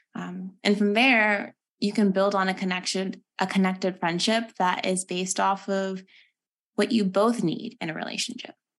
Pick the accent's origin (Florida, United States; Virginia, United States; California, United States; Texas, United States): Texas, United States; moved away as an adult; now in Durham, United States; I'm actually originally from Texas